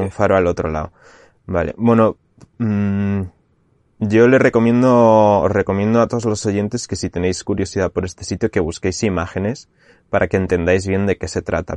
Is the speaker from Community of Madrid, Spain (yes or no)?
no; Segovia, Castile and León, Spain; moved away as an adult; now in Canary Islands, Spain; mi pueblo de Segovia